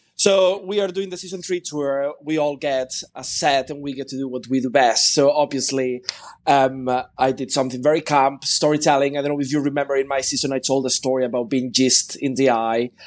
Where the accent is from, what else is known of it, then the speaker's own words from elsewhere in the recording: Spain; I am Spanish